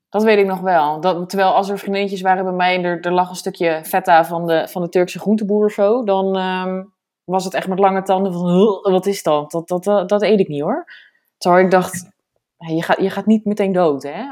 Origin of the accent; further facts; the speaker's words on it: area around Zeist, Utrecht, Netherlands; moved away as an adult; de omgeving van waar ik vandaan kom